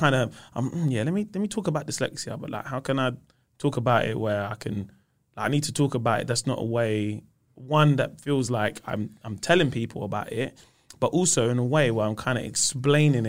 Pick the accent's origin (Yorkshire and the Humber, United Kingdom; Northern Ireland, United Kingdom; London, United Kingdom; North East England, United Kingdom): London, United Kingdom; also born or lived in Peckham, London; I grew up in South London. So I grew up in Camberwell for 15 years. And then we moved to Peckham